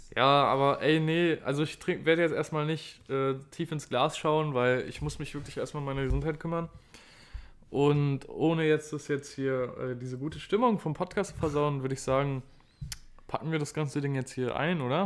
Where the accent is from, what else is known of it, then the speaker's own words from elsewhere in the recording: Berlin, Germany; wir kommen aus Berlin